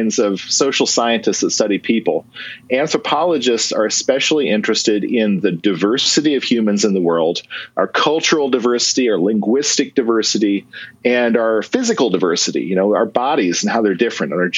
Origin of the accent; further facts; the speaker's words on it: Western Kansas, United States; moved away; I grew up in Western Kansas, and when I was a kid, I used to find fossils